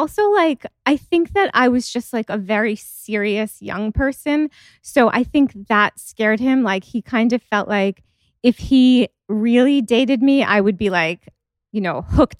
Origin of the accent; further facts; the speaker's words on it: Long Island, New York, United States; also born or lived in India; Well, I was born in India, but I came here when I was 8 months old. And even though we grew up on Long Island and in New York, all of our friends were Indian.